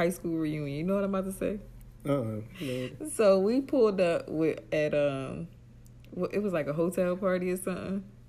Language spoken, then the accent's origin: English; Atlantic City, New Jersey, United States; And that's big coming from me because I'm from Atlantic City.